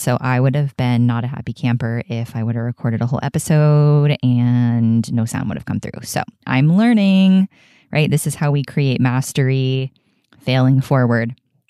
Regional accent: Florida, United States; they are from my hometown of South Florida on the east coast of Florida.

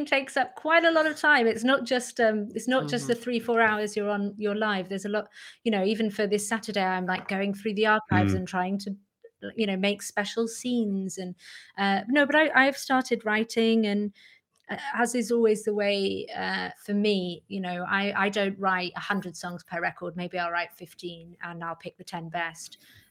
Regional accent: Manchester, North West England, United Kingdom; I grew up in Manchester

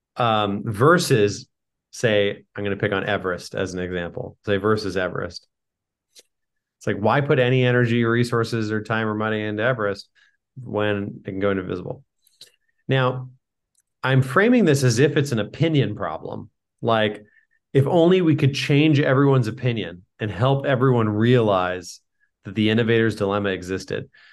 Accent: San Diego, California, United States; I grew up in San Diego

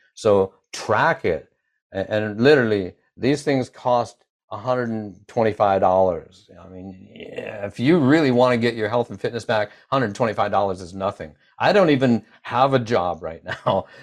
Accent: United States

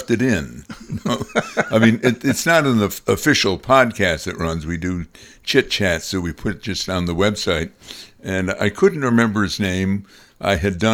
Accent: Amsterdam, New York, United States; I grew up in Amsterdam, New York

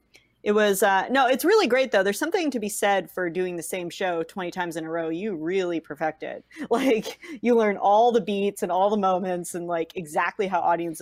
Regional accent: West Coast, United States; moved away as an adult; now in Bloomington, United States; because I'm from the West Coast.

